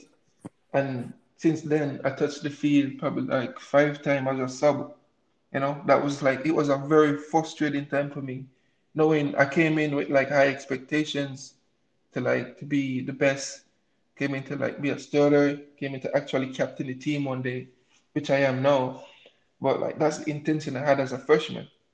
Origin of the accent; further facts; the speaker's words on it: Morant Bay, Saint Thomas, Jamaica; moved away as an adult; also born or lived in Kingston, Jamaica; now in United States; I was born and raised in Jamaica. I came to the, um, to the States three years ago by a scholarship